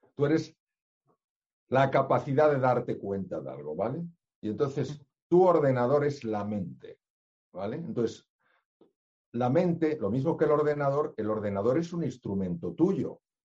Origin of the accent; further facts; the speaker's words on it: Spain; yo soy español